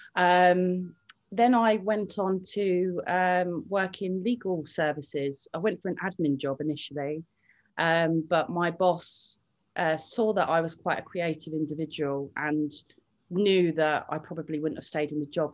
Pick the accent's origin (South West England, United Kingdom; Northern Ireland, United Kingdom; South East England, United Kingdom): South East England, United Kingdom; Littlehampton; also born or lived in Brighton / Hove; originally, I grew up in Littlehampton. Um, I left there when I was 13 years old, came to Brighton when I was 14